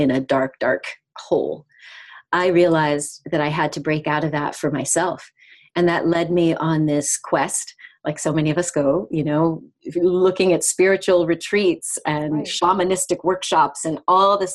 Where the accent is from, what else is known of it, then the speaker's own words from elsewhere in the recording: United States; moved away as an adult; also born or lived in South of France / British Guiana (mother's origin); now in France; I'm American. I've been living in the south of France for the last 7.5 years